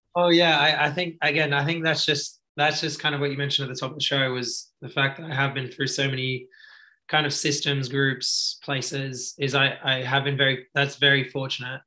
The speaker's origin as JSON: {"language": "English", "country": "Australia", "tie": "born or raised there", "said": "I was actually growing up in Australia"}